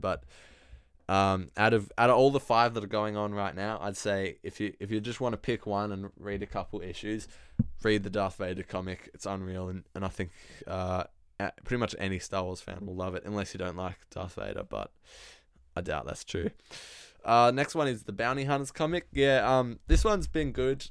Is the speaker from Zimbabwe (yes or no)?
no; Australia; I am Australian